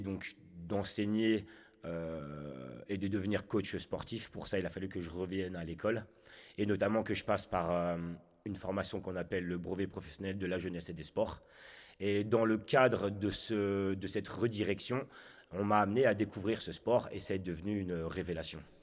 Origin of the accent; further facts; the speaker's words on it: Chartres, Centre-Val de Loire, France; also born or lived in Haute-Savoie / Ain; now in Chablais, France; Je viens de Chartres. Je suis né donc là-bas, dans le 28. Et j'ai suivi mes parents qui se sont fait muter professionnellement en Haute-Savoie.